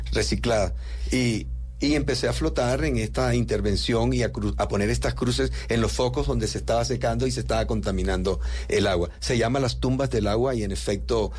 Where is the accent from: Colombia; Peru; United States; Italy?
Colombia; southern Bolívar; el sur de Bolívar, de donde yo vengo